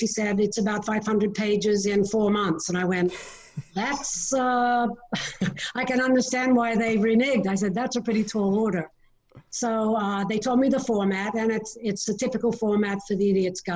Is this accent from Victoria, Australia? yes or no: no; Sydney, New South Wales, Australia; moved away; also born or lived in Detroit, Michigan; I'm from Sydney, Australia, and we lived with my grandparents for a while